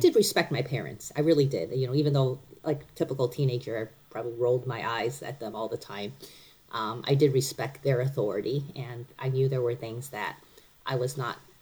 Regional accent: Cleveland, Ohio, United States; also born or lived in Taiwan; now in Frederick, United States; I mostly grew up in Cleveland

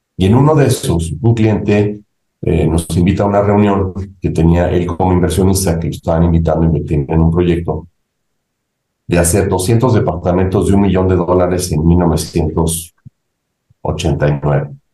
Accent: Mexico; also born or lived in Ithaca, New York, United States; salí de México con la idea de regresar a México para tratar de aportar algo positivo a mi país

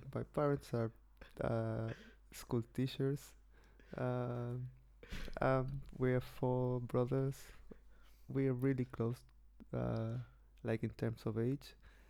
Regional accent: Chile; English is a second language; moved away as an adult; now in London, United Kingdom; a PhD student at UCL University here in London. I come from Chile.

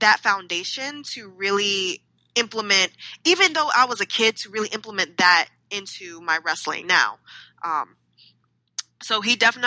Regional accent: California, United States; in the early 90s, we were raised in California

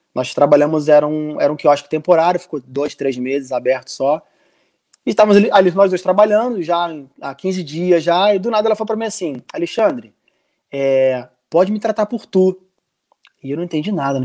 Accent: Brazil; moved away as an adult; now in Portugal

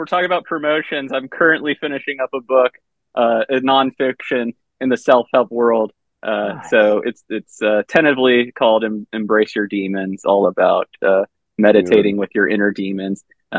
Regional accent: the South, United States; And so, like, I come from the South, and it was, like, these two guys from two different completely areas coming together and just having a great time.

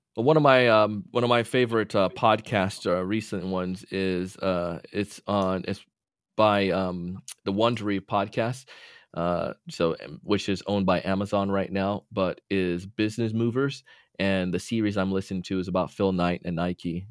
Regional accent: Jamaica; now in Florida, United States; ever since a kid and growing up in Jamaica

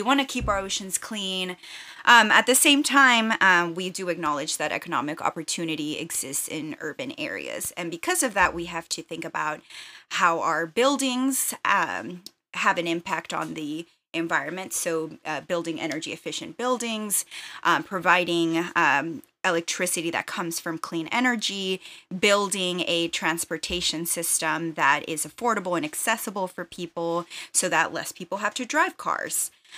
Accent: Texas, United States; also born or lived in Saltillo, Mexico; I'm a Mexican immigrant. So I was born in Saltillo, Coahuila, Mexico, but I moved to the U.S. when I was 8 years old. So I grew up for the most part in the Rio Grande Valley, which is border town area in Texas.

